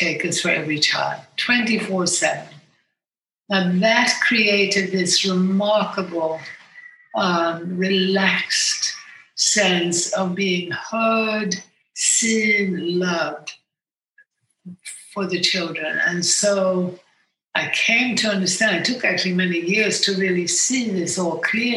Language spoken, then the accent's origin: English; Sweden; moved away as an adult; also born or lived in United States; I grew up in Sweden, but I also lived in America as a young woman.